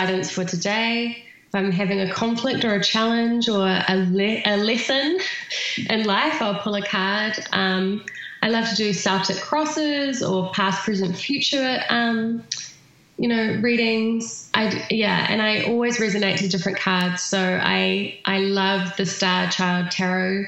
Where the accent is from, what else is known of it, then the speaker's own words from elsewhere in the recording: New Zealand; accent: New Zealand; my New Zealand accent